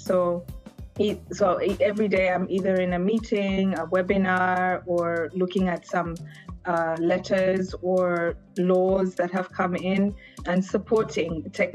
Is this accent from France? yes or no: no; Zambia; moved away; also born or lived in Uganda / Geneva, Switzerland; We lived in Zambia because of the political situation at the time in Uganda. So I grew up in Zambia